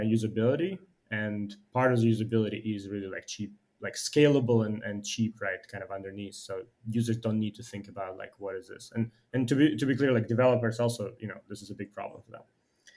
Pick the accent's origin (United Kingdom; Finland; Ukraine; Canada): Ukraine; moved away as an adult; also born or lived in United States; now in Shanghai, China; I'm originally from Ukraine, have been like engineer by training, have moved to US about 10 years ago